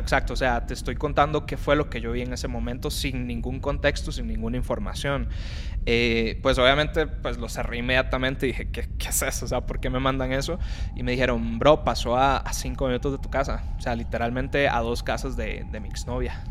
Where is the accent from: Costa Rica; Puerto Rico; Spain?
Costa Rica; moved away; no soy mexicano, soy de Costa Rica